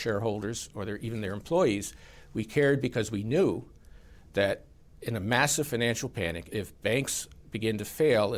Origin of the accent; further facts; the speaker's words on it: Dillon, South Carolina, United States; Dillon, my hometown, did not have a theater.